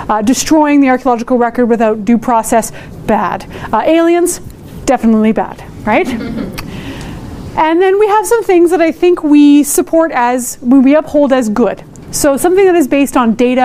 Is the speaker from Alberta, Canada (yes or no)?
yes; Edmonton, Alberta, Canada; I'm from Edmonton, Amiskuchiwas, Kahikan, and I am Métis.